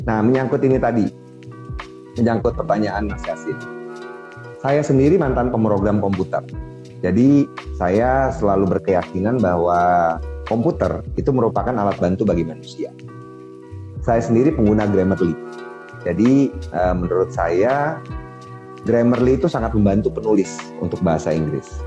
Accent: West Java, Indonesia; saya yang berasal dari Sunda, saya kan lama di, di, di Jawa Barat ya.

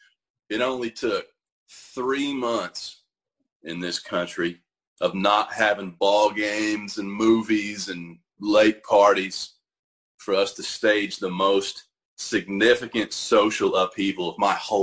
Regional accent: Seminole County, Eastern Oklahoma, United States; moved away; I grew up in Eastern Oklahoma. Seminole County.

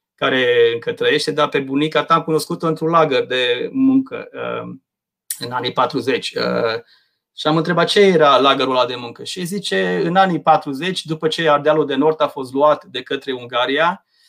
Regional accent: Maramureș County, Romania; există această acest loc de unde sunt eu, care se numește Maramureș

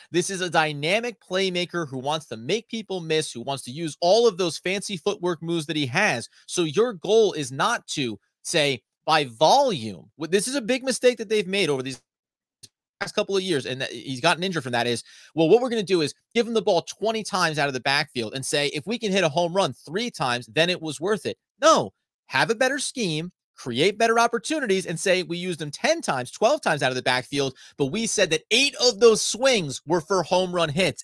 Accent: United States; I'm an American male living in America

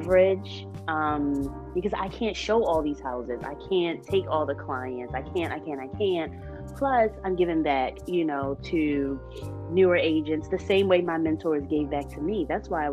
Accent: Baltimore, Maryland, United States; me, Erica, Robin, and Sunny, we're all from Baltimore City

